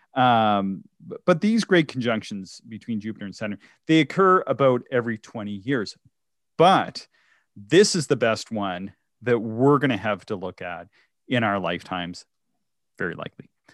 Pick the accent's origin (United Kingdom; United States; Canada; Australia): Canada; I grew up on American cartoons. So I, I lived very close to the States, uh, in, in sort of rural Canada.